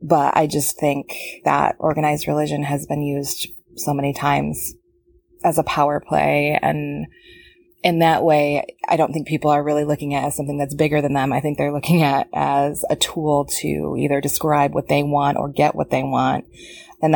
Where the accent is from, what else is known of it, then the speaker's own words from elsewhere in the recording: Rockford, Michigan, United States; I'm from Rockford, Michigan.